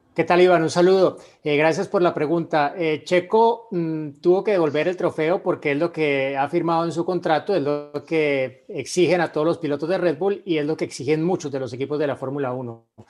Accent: Mexico; now in Tokyo, Japan; un mexicano viviendo aquí y trabajando

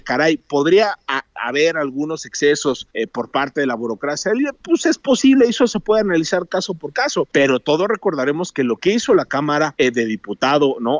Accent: Mexico; como sociedad mexicana

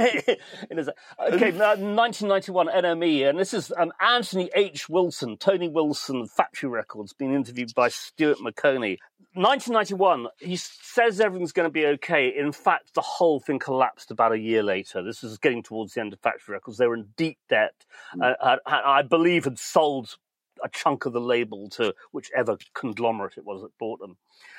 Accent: Manchester, North West England, United Kingdom; We are very Mancunian. That's what makes us so special.

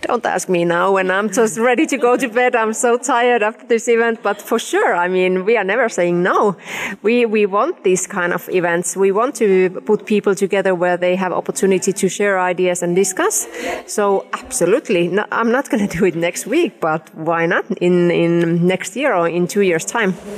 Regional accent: Finland; I'm coming from Finland, which is really equal country. With we have had female presidents

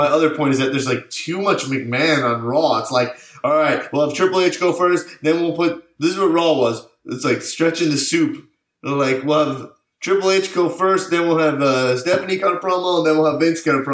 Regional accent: East Coast, United States; I'm from the East Coast

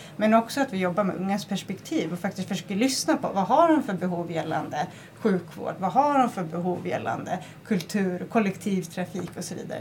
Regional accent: northern Gotland, Sweden; när jag växte upp på norra Gotland

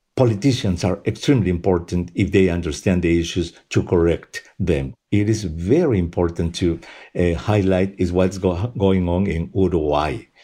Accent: Peru; moved away; Peru, at least, which is my home country.

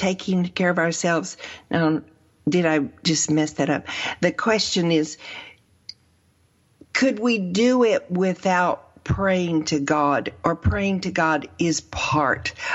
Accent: the South, United States; I'm from from the South, so I've gone to traditional churches most of my life

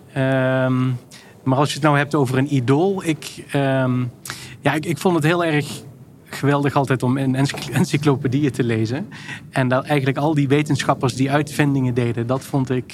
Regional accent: Maastricht, Limburg, Netherlands; ik kom uit Maastricht en daar heb je de NC-groeven. Ja. En daar ging ik elke zaterdag ging ik daar zoeken naar fossielen

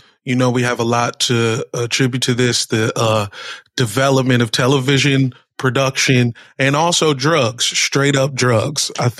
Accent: Virginia, United States; I'm from Virginia.

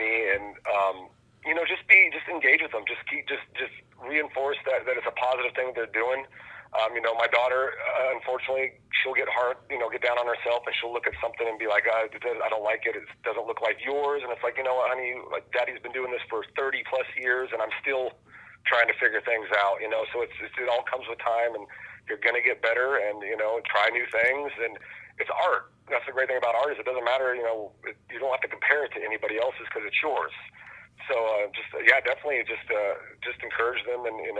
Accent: Bay Area, California, United States; I'm from the Bay Area. That's where I was born and raised

